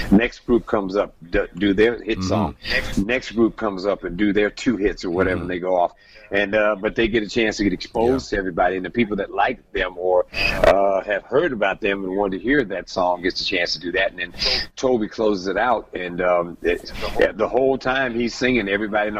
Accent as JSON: {"language": "English", "town": "San Francisco", "region": "California", "country": "United States", "said": "I come from San Francisco, and there's three beautiful bridges there"}